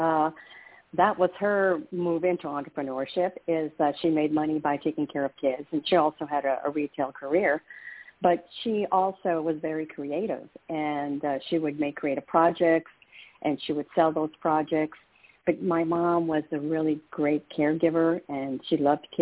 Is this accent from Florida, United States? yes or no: no; El Paso, Texas, United States; moved away as an adult; also born or lived in Dallas, Texas; I grew up in El Paso, Texas, and I am one of five and the oldest